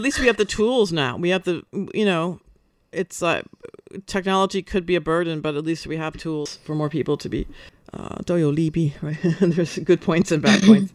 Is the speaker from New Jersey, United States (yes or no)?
yes; New Jersey, United States; now in Taiwan; I'm from New Jersey